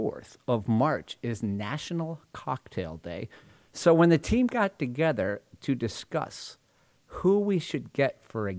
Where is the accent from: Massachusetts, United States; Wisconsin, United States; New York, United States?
Massachusetts, United States; Northampton; I'm from Northampton